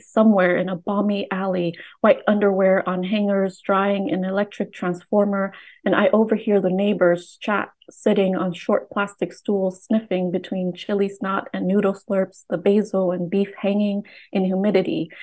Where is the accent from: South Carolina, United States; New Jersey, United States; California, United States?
California, United States; Oakland; also born or lived in Vietnam; I grew up in Oakland